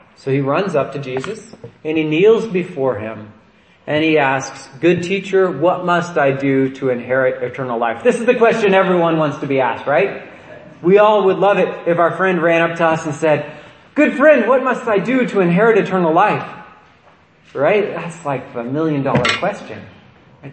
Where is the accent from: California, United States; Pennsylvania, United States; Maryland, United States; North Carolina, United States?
California, United States; Nevada County; growing up in Nevada County